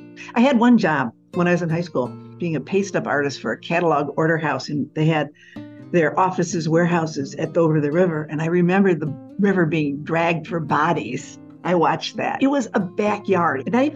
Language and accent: English; Chicago, Illinois, United States; I am a Chicagoan